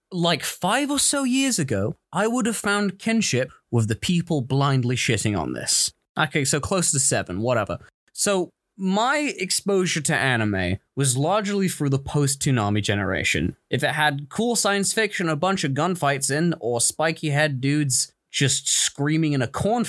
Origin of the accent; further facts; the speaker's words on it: United Kingdom; we're also very British.